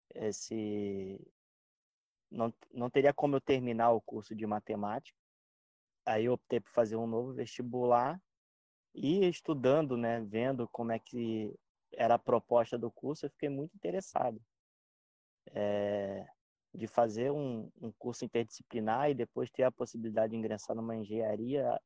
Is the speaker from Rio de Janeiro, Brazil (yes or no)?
yes; Rio de Janeiro, Brazil; moved away as an adult; also born or lived in Baixada Santista; now in Santos, Brazil; eu morava no Rio de Janeiro, sou carioca